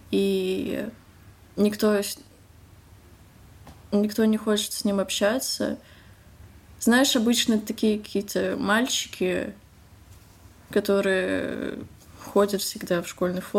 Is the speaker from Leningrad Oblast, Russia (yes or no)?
no; Moscow, Russia; мне 15 лет, я из Москвы.